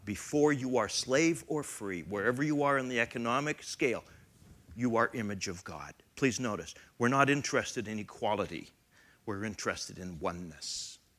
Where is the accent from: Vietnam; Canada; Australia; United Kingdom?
Canada; now in United States; I am Canadian